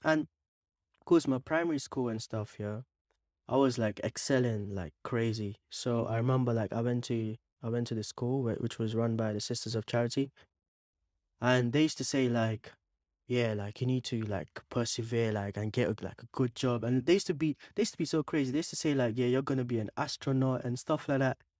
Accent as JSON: {"language": "English", "town": "Bangalore", "region": "Karnataka", "country": "India", "tie": "born or raised there", "also_born_or_lived": "Mangalore, India / Dubai, United Arab Emirates", "said": "I was born in India, in Mangalore. Yeah, it starts with an M. But I was raised for a few years in Bangalore"}